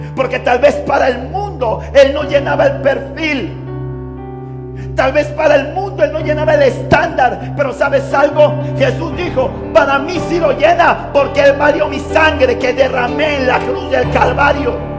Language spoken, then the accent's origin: Spanish; Panama City, Panama; me crié en Río Abajo, en un barrio difícil